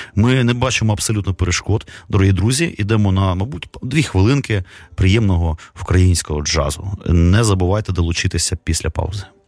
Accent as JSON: {"language": "Ukrainian", "region": "Kyiv", "country": "Ukraine", "tie": "born or raised there", "said": "я народився в місті, котрий ну, фактично нічим не відрізнявся там Новосибірська якої-небудь. Ну, По-русски говорили"}